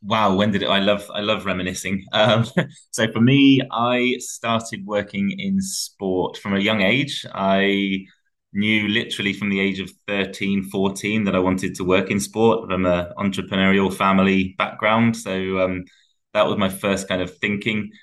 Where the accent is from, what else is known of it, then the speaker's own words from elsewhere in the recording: England, United Kingdom; especially being English